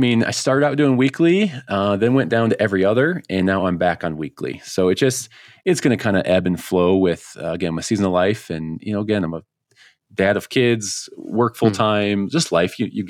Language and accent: English; Colorado, United States; is to get back out there and bag a sage grouse in my home state.